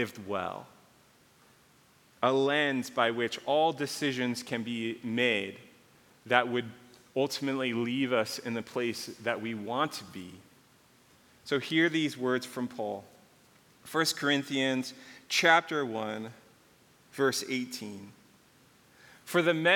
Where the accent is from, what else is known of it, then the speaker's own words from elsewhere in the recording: Calabasas, California, United States; also born or lived in Malibu; I grew up in between Calabasas and Malibu.